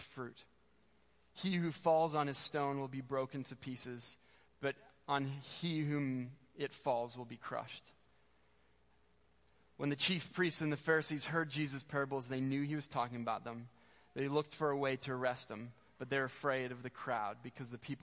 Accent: Spruce Grove, Alberta, Canada; I grew up in Spruce Grove.

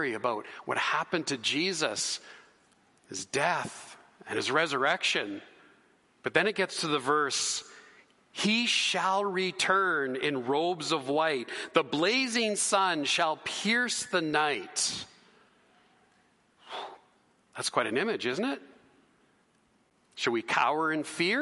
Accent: Canada; we're Canadian. We're Canadian citizens

